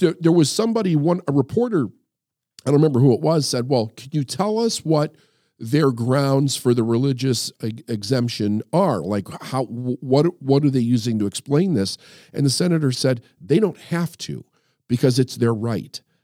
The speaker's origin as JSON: {"language": "English", "country": "United States", "said": "as an American and as somebody who did serve in the military"}